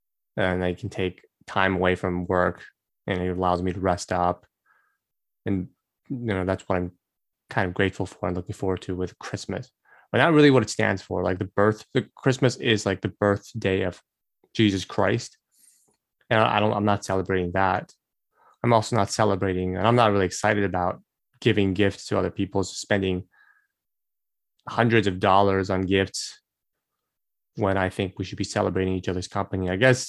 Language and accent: English; Brazil; I grew up in Brazil most of my life, grew up with Korean parents, and also went to an American school all at once during my childhood.